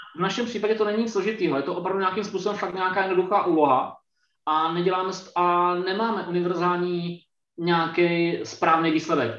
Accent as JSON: {"language": "Czech", "town": "Brno", "region": "South Moravian Region", "country": "Czechia", "said": "Já, já sám sedím fyzicky teď v Brně a vlastně jsem, jsem z Brna"}